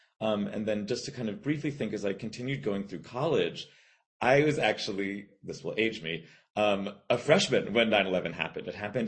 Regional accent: South Florida, United States; also born or lived in Bermuda; I was born in Bermuda and grew up in South Florida.

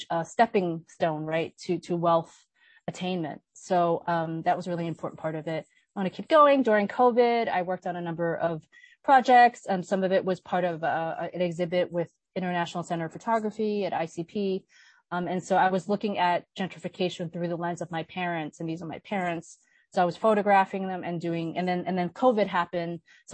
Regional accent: New York City, New York, United States; I grew up in Sunset Park.

